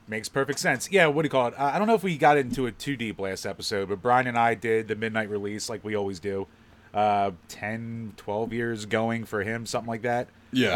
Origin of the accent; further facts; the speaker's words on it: Philadelphia, Pennsylvania, United States; accent: Philly; my Philly accent